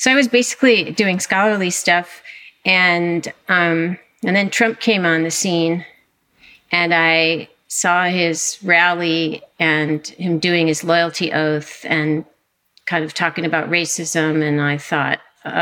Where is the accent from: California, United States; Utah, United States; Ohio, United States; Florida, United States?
California, United States; Southern; I grew up in California, in Southern California, at a beach town